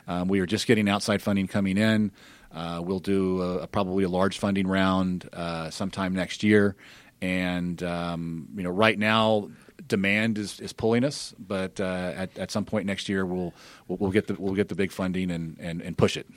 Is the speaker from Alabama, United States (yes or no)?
yes; Birmingham, Alabama, United States; moved away as an adult; also born or lived in California; I grew up in Birmingham near, nearby